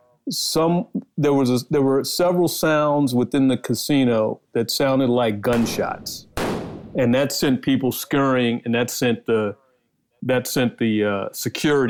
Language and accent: English; Washington, District of Columbia, United States; moved away; also born or lived in Dallas; my hometown of D.C.